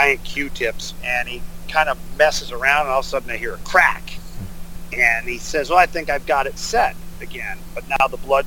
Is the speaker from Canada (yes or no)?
yes; Ottawa, Ontario, Canada; I grew up in Ottawa, like 2 hours away